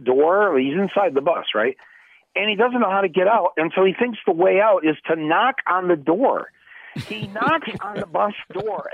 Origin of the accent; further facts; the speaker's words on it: Flint, Michigan, United States; had I grown up just 60 miles to the south of Flint